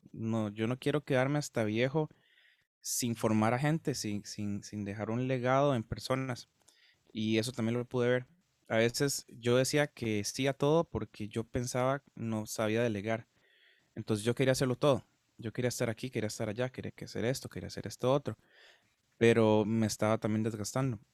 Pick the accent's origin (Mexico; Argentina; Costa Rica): Costa Rica; Guápiles, Limón; soy de Costa Rica, soy de una parte que se llama Guapiles